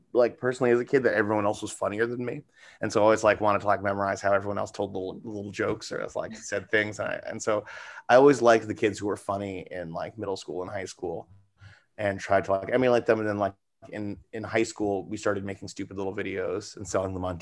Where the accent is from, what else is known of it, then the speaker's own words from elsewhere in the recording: New York City, New York, United States; I'm from New York City, born and raised, and still here